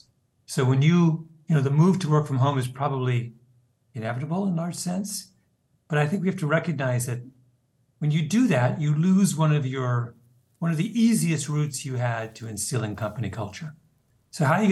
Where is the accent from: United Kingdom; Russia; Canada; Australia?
Canada; moved away as an adult; now in United States; I'm a Canadian, and I came to the United States after college and worked